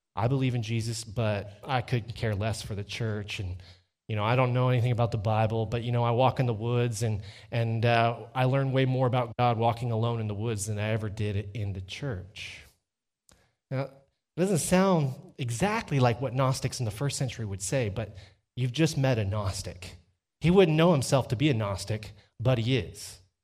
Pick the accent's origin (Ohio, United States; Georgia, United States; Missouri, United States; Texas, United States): Texas, United States; Dripping Springs; I'm from Dripping Springs, Texas.